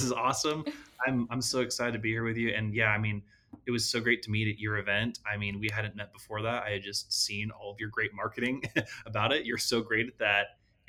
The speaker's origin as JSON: {"language": "English", "region": "Utah", "country": "United States", "tie": "born or raised there", "also_born_or_lived": "California", "said": "So I was born in California. Yes. And then, my parents moved to Utah when I was just a kid. And so I basically have grown up my whole life in Utah, claim Utah as home."}